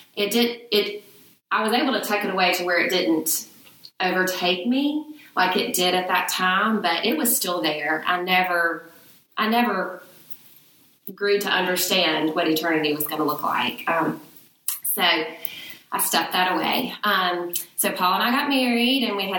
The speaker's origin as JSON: {"language": "English", "town": "Birmingham", "region": "Alabama", "country": "United States", "tie": "born or raised there", "also_born_or_lived": "Oxford, Mississippi", "moved": "as an adult", "lives_now": "Mississippi, United States", "said": "I'm a Birmingham girl. I grew up in Birmingham."}